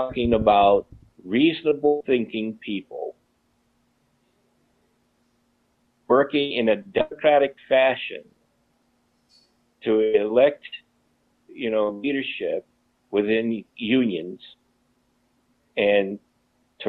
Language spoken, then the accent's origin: English; United States; I am an American